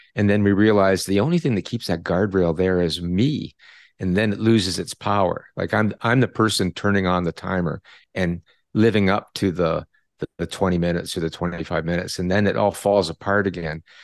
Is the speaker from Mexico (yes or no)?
no; Canada; I'm a Canadian